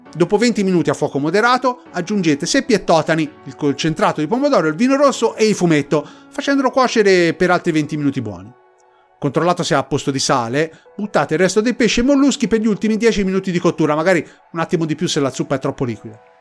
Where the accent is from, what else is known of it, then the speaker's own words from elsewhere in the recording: Tuscany, Italy; per noi toscani